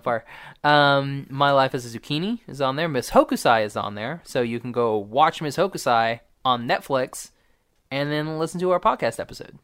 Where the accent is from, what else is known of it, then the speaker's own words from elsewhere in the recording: Oklahoma, United States; I'm from Oklahoma